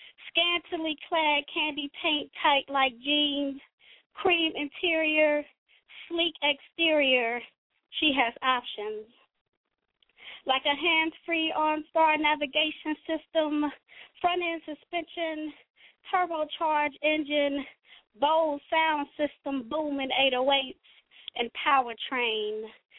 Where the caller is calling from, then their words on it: Cincinnati, Ohio, United States; y'all know I'm calling in from Nasty Natty. I don't know if I said that originally or not, but I'm calling in from Cincinnati, Ohio.